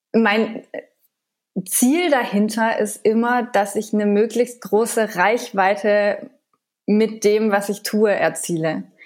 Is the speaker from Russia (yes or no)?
no; France; moved away; ich bin in Frankreich aufgewachsen